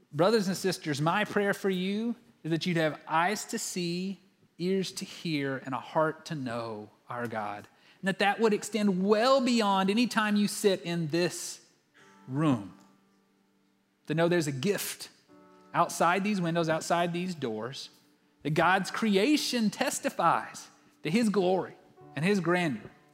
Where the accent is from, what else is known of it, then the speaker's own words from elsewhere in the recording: West Texas, United States; growing up in Texas, like most good Texans, especially those who lived in West Texas